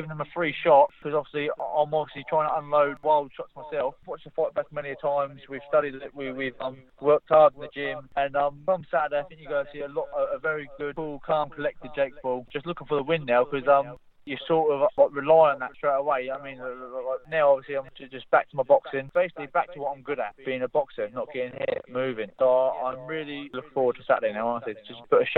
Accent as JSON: {"language": "English", "region": "London", "country": "United Kingdom", "tie": "born or raised there", "said": "back in London, my hometown"}